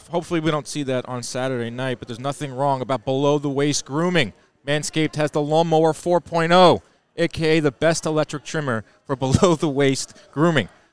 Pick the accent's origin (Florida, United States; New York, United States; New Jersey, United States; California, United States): New York, United States; as a New Yorker